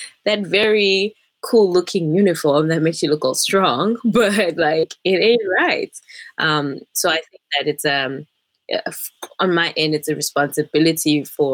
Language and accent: English; South Africa; now in Sweden; I am a South African who is literally like here on a visa